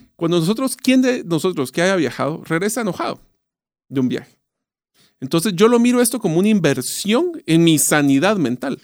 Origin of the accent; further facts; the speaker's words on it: Guatemala; yo nací, crecí, estudié en Guatemala, así que yo sí soy bien arraigado a mis raíces